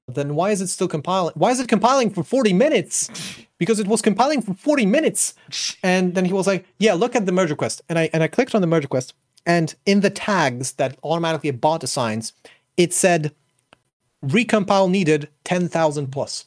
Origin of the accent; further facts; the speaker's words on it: Poland; moved away; I'm not currently in Poland, but I'm from Poland, I'm Polish